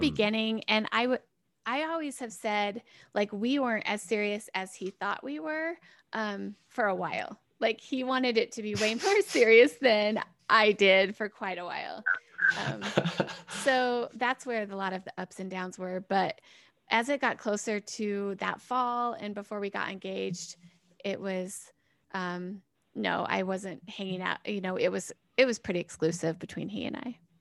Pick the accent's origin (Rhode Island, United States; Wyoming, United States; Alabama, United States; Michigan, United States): Wyoming, United States; Cheyenne; also born or lived in Laramie, Wyoming; I'm from Cheyenne. I, I, I was raised here basically my whole life.